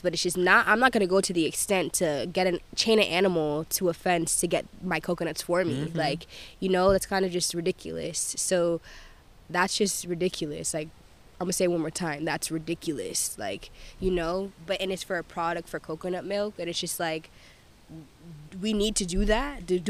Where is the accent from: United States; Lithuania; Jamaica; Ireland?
Jamaica; I'm Jamaican